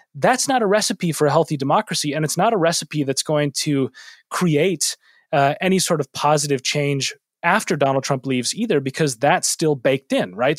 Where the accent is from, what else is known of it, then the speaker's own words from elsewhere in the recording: Minneapolis, Minnesota, United States; moved away; my hometown of Minneapolis